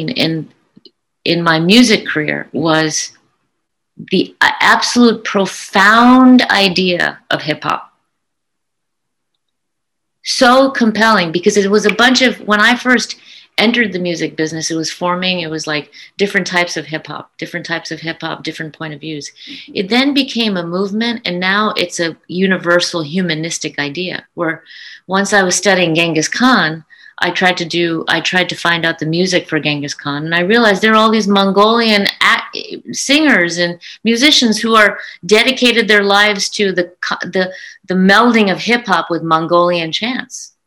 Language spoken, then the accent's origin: English; United States; I'm an American of Indian descent that loves to bring Indian art and Indian concepts to the rest of the world